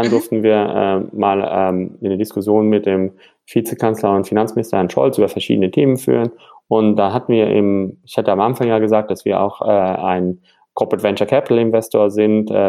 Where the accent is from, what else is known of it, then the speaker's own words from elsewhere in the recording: Frankfurt, Hesse, Germany; born there; also born or lived in London; sonst sage ich immer, Frankfurt, als gebürtiger Frankfurter musste sagen, wir haben alles.